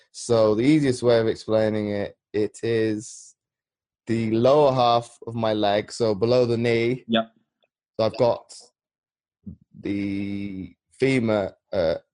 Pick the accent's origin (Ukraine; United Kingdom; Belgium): Belgium; moved away as an adult; I was born in Belgium because my mother worked for NATO. Okay. So I lived out there for 18, 19 years.